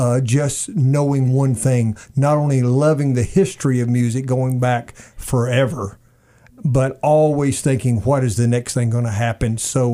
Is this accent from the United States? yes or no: yes; Alabama, United States; I'm not only from Alabama, but I have my own language.